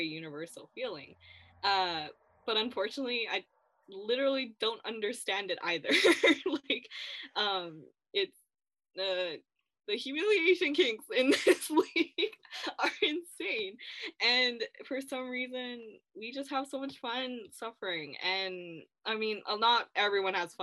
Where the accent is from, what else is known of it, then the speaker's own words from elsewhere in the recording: Vancouver, British Columbia, Canada; I am from Vancouver, so unfortunately I'm a homer